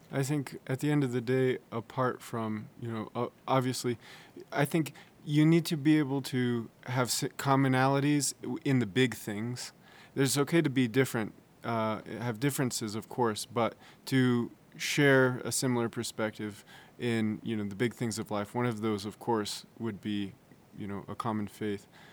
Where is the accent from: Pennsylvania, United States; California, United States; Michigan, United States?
California, United States; San Francisco; I'm from San Francisco, California